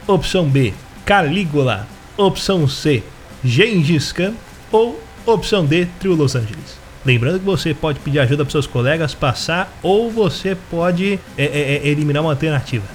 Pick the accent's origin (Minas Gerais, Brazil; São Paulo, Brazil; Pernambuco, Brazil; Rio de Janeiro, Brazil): Rio de Janeiro, Brazil; também sou do Rio